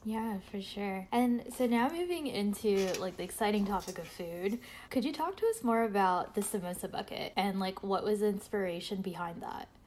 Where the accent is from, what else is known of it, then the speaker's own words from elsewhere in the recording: New York, United States; moved away; I'm also originally from New York